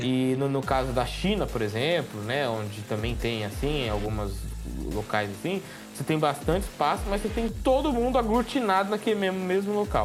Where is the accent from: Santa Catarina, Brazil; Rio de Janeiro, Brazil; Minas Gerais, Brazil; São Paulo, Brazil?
São Paulo, Brazil; Araçatuba; eu sou de Araçatuba